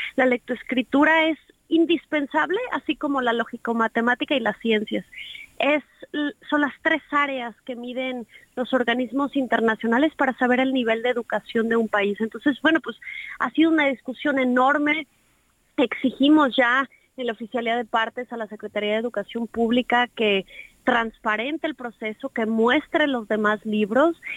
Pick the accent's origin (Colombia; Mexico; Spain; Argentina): Mexico; Mexico City; moved away; also born or lived in Jalisco; viví aquí mucho tiempo, pero en realidad soy chilanga